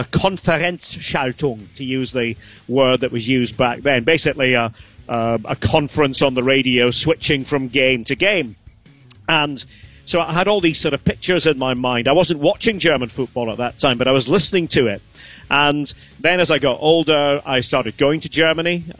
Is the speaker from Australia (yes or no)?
no; Aberdeen, Scotland, United Kingdom; I'm from Aberdeen